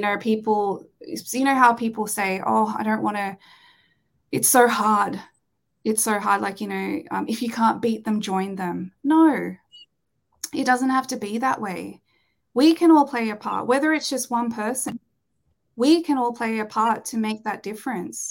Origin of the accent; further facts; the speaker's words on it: Australia; growing up in Australia, it's the culture here is a little bit different